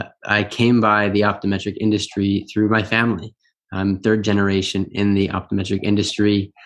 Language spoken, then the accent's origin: English; Michigan, United States; Yeah, so I'm from Michigan.